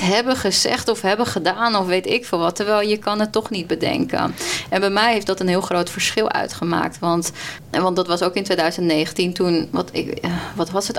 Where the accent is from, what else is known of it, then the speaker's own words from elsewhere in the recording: Colombia; now in Netherlands; ik kom uit Colombia